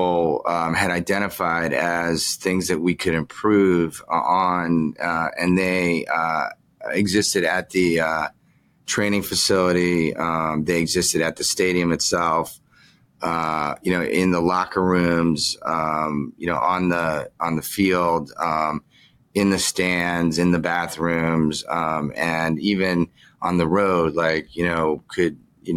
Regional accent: Chevy Chase, Maryland, United States; moved away as an adult; also born or lived in New York; I grew up in Chevy Chase

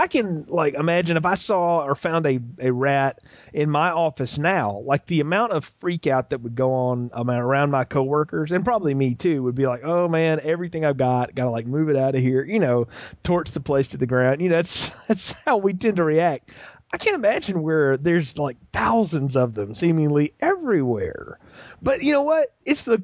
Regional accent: the South, United States; I'm from the South.

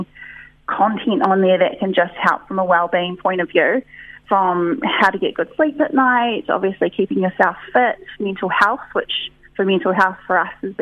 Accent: Auckland, New Zealand; moved away as an adult; I was from Auckland City, moved out to the farm

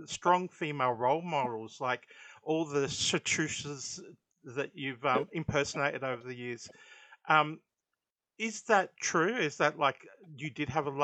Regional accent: Gosford, New South Wales, Australia; I grew up in Gosford, so a little bit up the coast

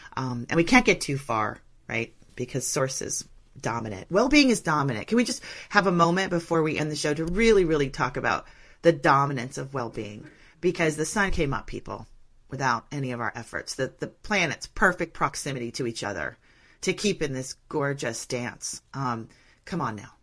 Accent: Northern California, United States; I'm from Northern California

